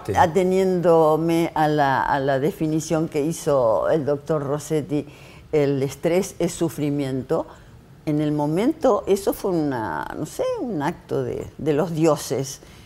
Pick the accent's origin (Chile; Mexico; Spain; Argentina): Argentina; como representante argentina